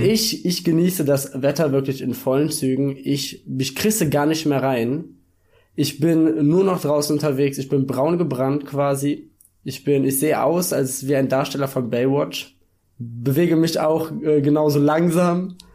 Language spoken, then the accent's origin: German; Germany; Deutscher zu sein